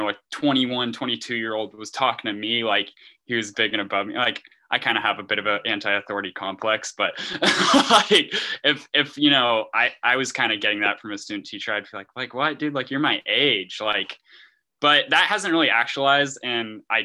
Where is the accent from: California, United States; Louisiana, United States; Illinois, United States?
California, United States; Lakeport; moved away as an adult; now in San Luis Obispo, United States; I'm from Lakeport, California, which is a town you will never go